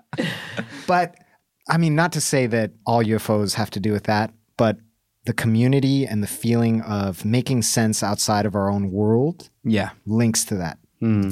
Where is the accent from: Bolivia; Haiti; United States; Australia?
Bolivia; my home country, Bolivia